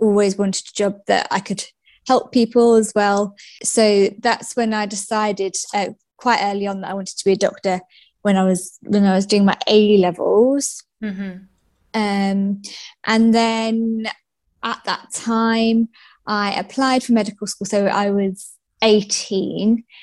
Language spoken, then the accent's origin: English; Essex, East of England, United Kingdom; moved away as an adult; also born or lived in Nottinghamshire; I'm from Essex, and that's where I grew up until I was 18 and went to uni.